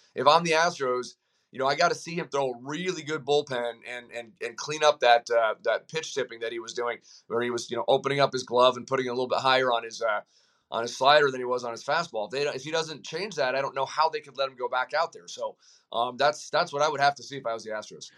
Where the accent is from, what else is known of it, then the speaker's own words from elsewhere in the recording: Colorado, United States; I, I'm from Colorado